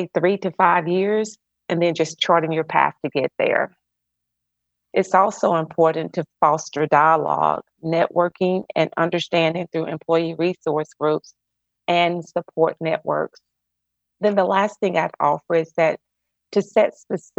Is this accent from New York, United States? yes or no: no; Mobile, Alabama, United States; moved away as an adult; also born or lived in Atlanta, Georgia; I'm originally from Mobile, Alabama, and I've lived in Atlanta for 26 years.